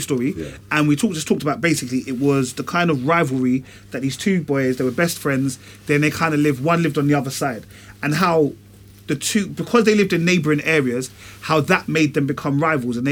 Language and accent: English; London, United Kingdom; I'm from Tottenham